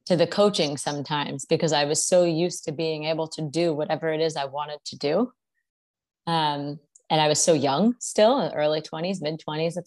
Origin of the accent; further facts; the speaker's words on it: New Jersey, United States; moved away as an adult; also born or lived in Memphis, Tennessee / Miami; I'm from New Jersey, went to college in Memphis, Tennessee